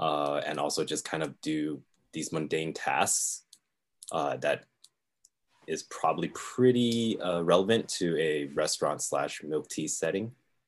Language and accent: English; California, United States; also born or lived in Florida / Taiwan; I grew up in California, and then my parents took me and my brother, I have a younger brother, 2 years younger than me, to Florida.